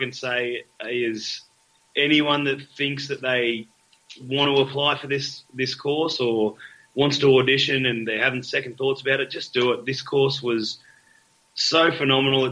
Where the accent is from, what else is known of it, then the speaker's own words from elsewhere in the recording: Victoria, Australia; moved away; I'm from Victoria originally